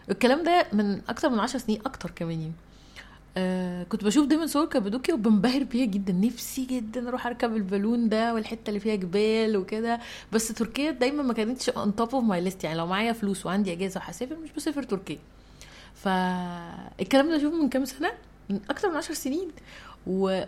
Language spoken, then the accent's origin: Arabic; Egypt; انا مصريه